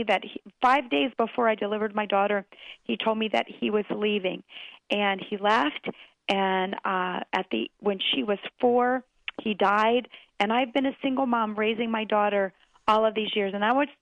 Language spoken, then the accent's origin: English; Maryland, United States; moved away; I grew up on a farm in Maryland, and I was just back in my hometown preaching this past weekend